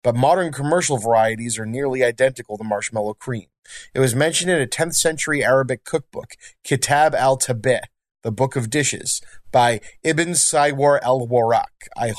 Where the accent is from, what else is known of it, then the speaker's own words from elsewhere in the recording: Northeast, United States; So with marshmallow fluff, again, we're from the Northeast. I bet you didn't know that marshmallow fluff was from our area, but it's another thing we lay claim